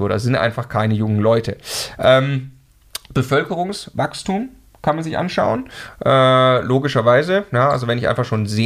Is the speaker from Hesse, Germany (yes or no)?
no; Stuttgart, Baden-Württemberg, Germany; ich komme ursprünglich aus Stuttgart, ich konnte da mal Unterstützung von meiner Mama bekommen